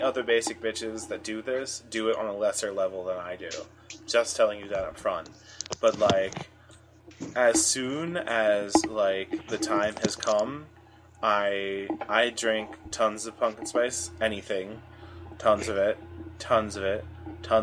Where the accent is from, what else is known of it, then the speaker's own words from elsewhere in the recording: United States; an American, growing up in America at this time